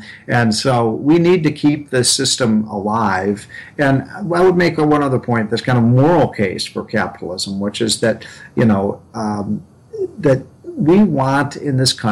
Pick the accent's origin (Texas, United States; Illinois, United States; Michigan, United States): Illinois, United States; my home state of Illinois